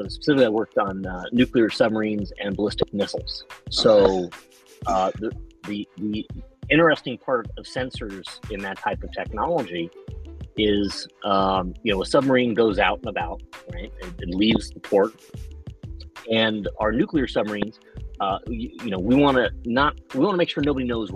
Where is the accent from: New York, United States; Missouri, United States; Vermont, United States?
New York, United States; I'm from New York.